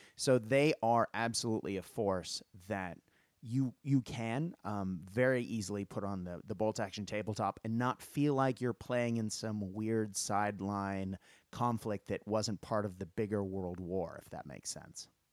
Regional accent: United States; moved away as an adult; now in Australia; as an American growing up

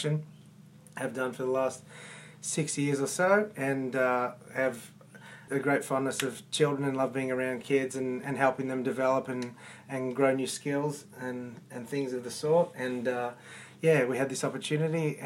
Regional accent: Melbourne, Victoria, Australia; I'm from Melbourne, Australia.

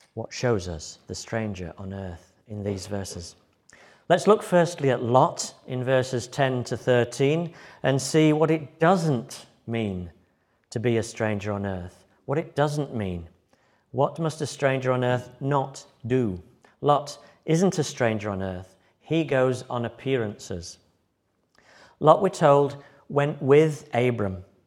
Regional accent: Yorkshire and the Humber, United Kingdom; moved away as an adult; also born or lived in Liverpool / Germany / Brighton; When I moved from Yorkshire to, uh, university in Liverpool

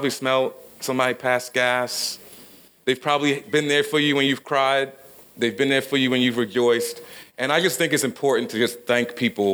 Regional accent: Baltimore, Maryland, United States; I grew up in South Baltimore in a pretty poor neighborhood, something they call a project.

